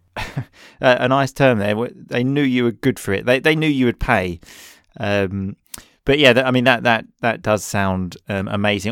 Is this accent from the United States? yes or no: no; Essex, East of England, United Kingdom; accent: Essex; my Essex accent